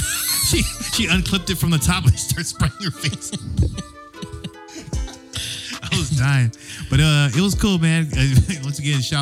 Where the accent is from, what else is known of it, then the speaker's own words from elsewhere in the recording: San Diego, California, United States; we're from San Diego and our weather runs from about 70 to 80 most of the year